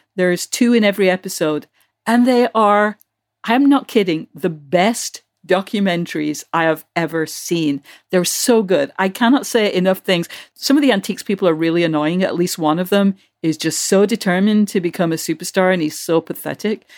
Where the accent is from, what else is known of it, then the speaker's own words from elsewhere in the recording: United Kingdom; moved away; when I was growing up in Britain